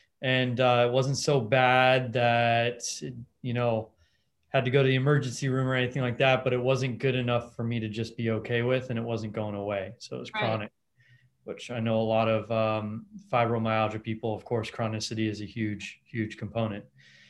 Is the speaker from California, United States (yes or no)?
yes; Los Angeles, California, United States; I grew up in Los Angeles